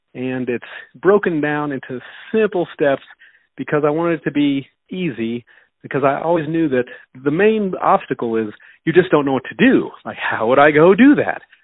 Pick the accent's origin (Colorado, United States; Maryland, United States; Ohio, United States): Colorado, United States; Denver; also born or lived in Houston, Texas; I was raised in Denver, Colorado. I'm still in Denver, Colorado. I was born in Houston, Texas.